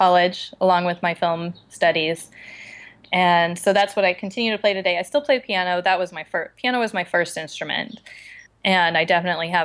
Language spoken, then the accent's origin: English; Casper, Wyoming, United States; moved away as an adult; also born or lived in Bozeman, Montana; now in Los Angeles, United States; I grew up in Wyoming, in Casper, Wyoming, which is right in the middle, and lived there until I went to college.